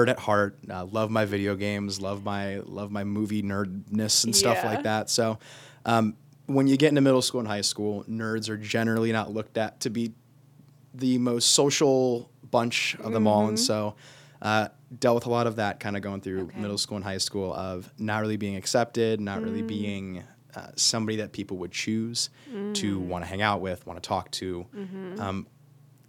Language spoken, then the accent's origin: English; Copley, Ohio, United States; I'm a pretty local family